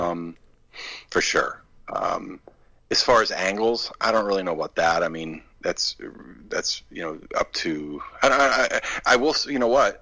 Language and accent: English; Maine, United States; I grew up in Maine, which is about two and a half hours north of of uh, Boston